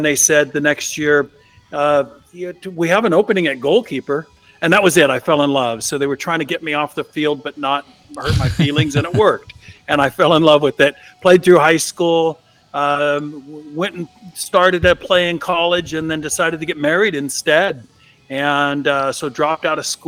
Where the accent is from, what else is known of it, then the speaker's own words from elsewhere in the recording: East Bay, just outside of Oakland, California, United States; I am from the San Francisco Bay Area, which can extend pretty big. Born and raised in the East Bay, just outside of Oakland.